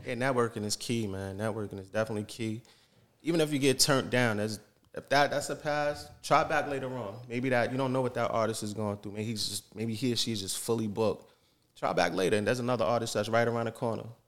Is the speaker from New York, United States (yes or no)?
yes; Yonkers, New York, United States; also born or lived in Saint John, New Brunswick, Canada; now in Canada; I'm born and raised in New York, Yonkers, New York